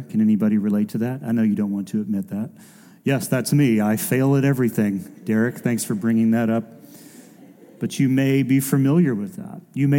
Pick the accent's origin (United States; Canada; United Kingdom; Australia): United States; Decatur, Georgia; I grew up just barely inside the perimeter. We grew up in Decatur, and literally 285.